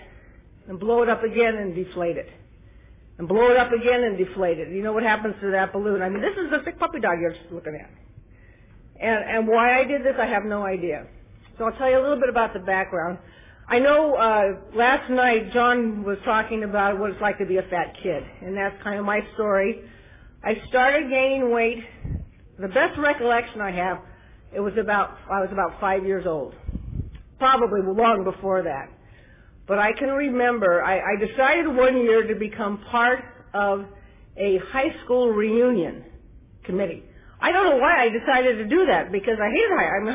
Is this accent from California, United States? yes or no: yes; Glendale, California, United States; now in Ontario, United States; I was born and raised in Glendale, so I haven't gone too far to Ontario